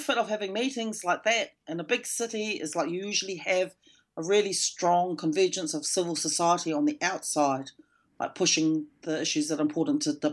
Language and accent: English; Ngāti Whātua, Auckland, New Zealand; also born or lived in Melbourne, Australia; I'm from the Ngāti Whātua tribe and I'm talking from Tamaki Makaurau in Auckland